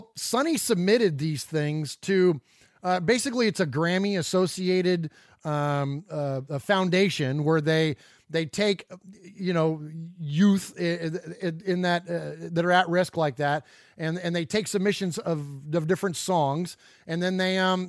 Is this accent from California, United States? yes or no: yes; San Jose, California, United States; now in Middle Tennessee, United States; Uncle Mosh and I are originally from the Bay Area. We're from San Jose. We now currently reside in Middle Tennessee